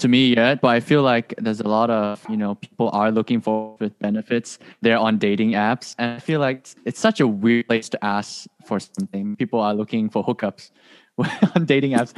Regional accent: Malaysia; moved away as an adult; now in Hawaii, United States; I'm from Malaysia

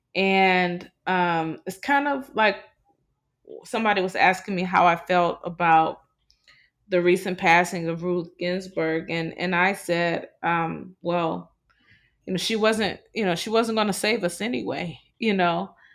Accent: Cleveland, Ohio, United States; moved away as an adult; now in New Orleans, United States; I'm from Cleveland. Most people do not believe I'm from Cleveland, Ohio

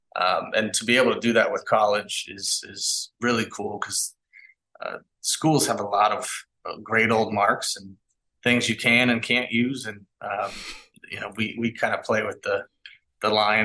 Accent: Kansas City, United States; I'm from Kansas City

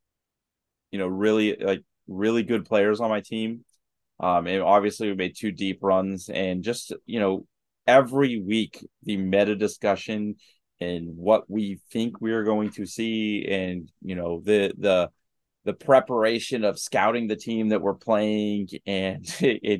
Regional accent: Pittsburgh, Pennsylvania, United States; We're from Pittsburgh

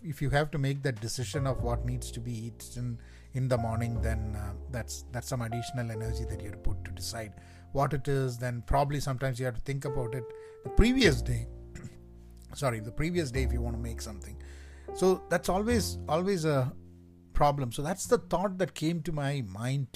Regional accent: Kerala, India; moved away; I'm from Kerala

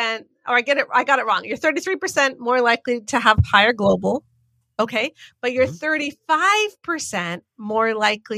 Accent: Canada; as a Canadian

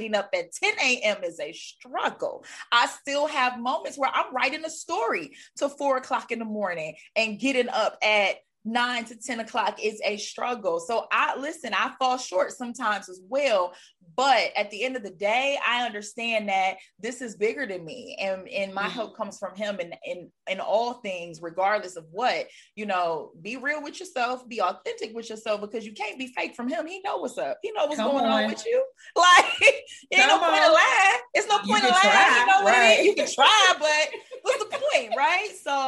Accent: Detroit, Michigan, United States; moved away; also born or lived in North Carolina / Miami, Florida; You know, I live in Connecticut now. I'm originally from Detroit. I used to live in North Carolina. I did a lot of moving around. Used to live in Miami, Florida.

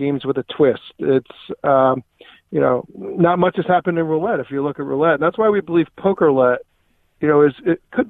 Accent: Atlantic City, New Jersey, United States; I grew up in the Atlantic City area

